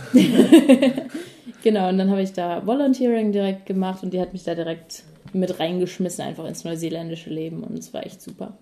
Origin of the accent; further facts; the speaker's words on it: Mannheim, Baden-Württemberg, Germany; moved away as an adult; now in New Zealand; die Heimat ist immer noch Mannheim und es wird auch immer die Heimat bleiben